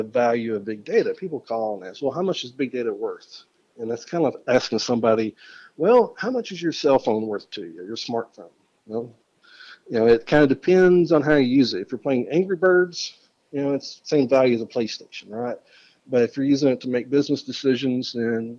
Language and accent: English; Arkansas, United States; my home state of Arkansas